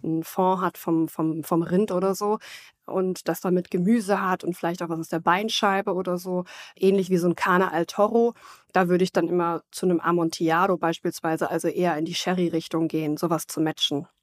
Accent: Germany; bei uns in Deutschland

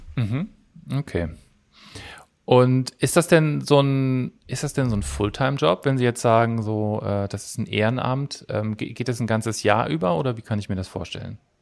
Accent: Cologne, North Rhine-Westphalia, Germany; Ich komme ja aus Köln

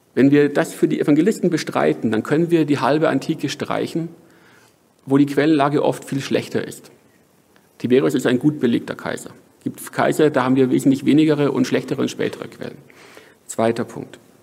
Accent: Franconia, Bavaria, Germany; moved away; also born or lived in Hamburg; ich komme hier aus Franken

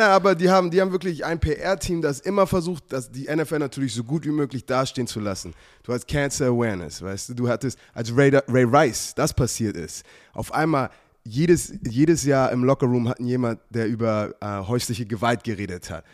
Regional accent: Germany; also born or lived in United States; als ich aufgewachsen bin, weißt du, in, in, in Deutschland war, war ich Amerikaner und Amerika bin ich, bin ich, bin ich Deutscher

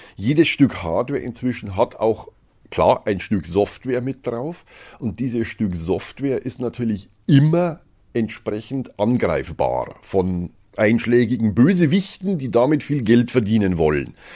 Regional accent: Germany; bei uns in Deutschland

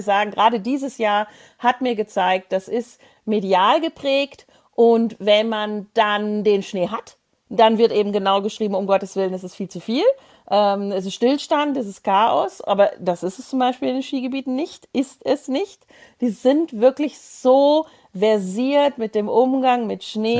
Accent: Tyrol, Austria; als Tiroler

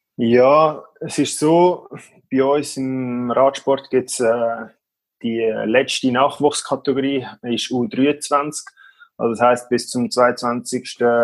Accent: Schneisingen, Aargau, Switzerland; in unserem Dorf, wo ich aufgewachsen bin, in Schneisigen

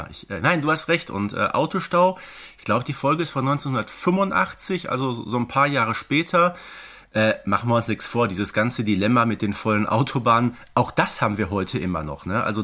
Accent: Herten, North Rhine-Westphalia, Germany; also born or lived in Wanne-Eickel; ich bin nicht in meiner Heimatstadt Herten zur äh, Schule gegangen, sondern äh, in Wanne-Eickel, was so einige Kilometer äh, entfernt war.

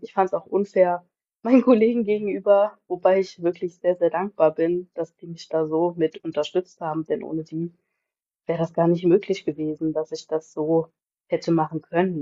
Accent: Bendorf, Rhineland-Palatinate, Germany; komme aus Bendorf

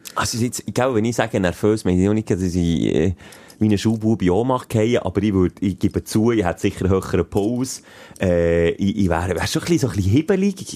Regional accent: Bern, Switzerland; weil ich halt Berner bin

